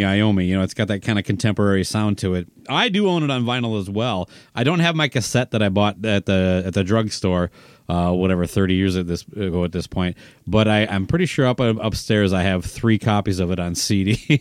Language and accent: English; Owatonna, Minnesota, United States; the drugstore in Owatonna, my hometown